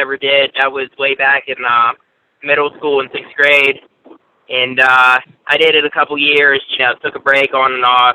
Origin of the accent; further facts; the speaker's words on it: Pittsburgh, Pennsylvania, United States; also born or lived in Altoona; I'm actually from Pittsburgh